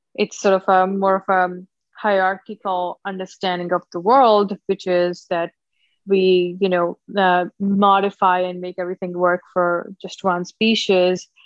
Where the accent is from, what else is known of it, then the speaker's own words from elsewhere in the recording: Punjab, India; now in Hawaii, United States; born and raised in India, uh, so look Indian, I guess, um, uh, northern part of India, state of Punjab.